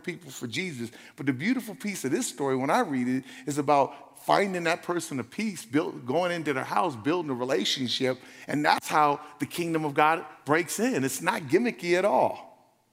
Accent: Los Angeles, California, United States; I was from South Central

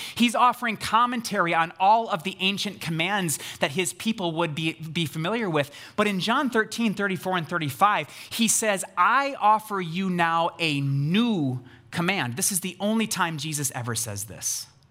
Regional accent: United States; we read this as American Christians

